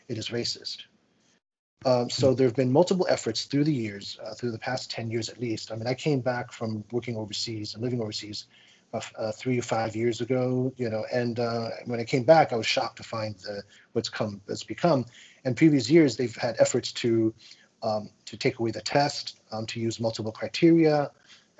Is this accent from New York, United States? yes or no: yes; New York City, New York, United States; I'm from New York City. I'm a public school parent. I grew up in New York City.